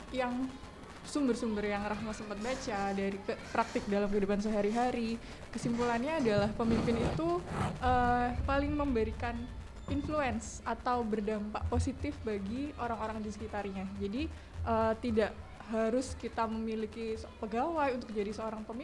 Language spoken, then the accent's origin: Indonesian; Jember, East Java, Indonesia; mahasiswa Fakultas Kedokteran Universitas Jember, asalnya dari Jember aja.